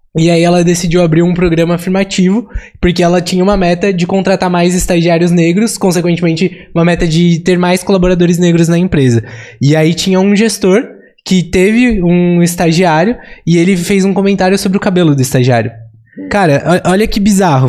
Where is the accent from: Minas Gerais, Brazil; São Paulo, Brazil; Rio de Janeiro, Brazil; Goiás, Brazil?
São Paulo, Brazil; a gente é de São Paulo, cresceu em São Paulo, estudou em São Paulo, estagiou em São Paulo